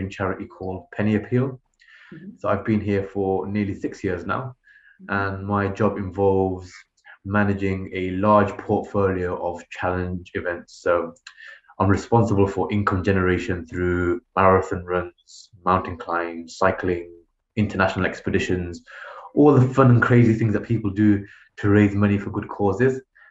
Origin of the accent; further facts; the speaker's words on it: United Kingdom; as a British Muslim